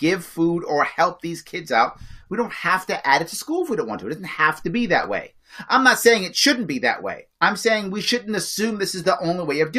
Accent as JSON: {"language": "English", "town": "New York City", "region": "New York", "country": "United States", "tie": "born or raised there", "said": "I grew up in the Bronx, a poor neighborhood in the 70s"}